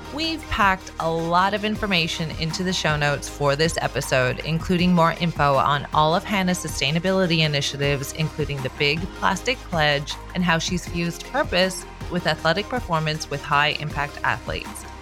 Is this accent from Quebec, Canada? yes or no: no; Newfoundland and Labrador, Canada; I'm from Newfoundland. So grew up on the water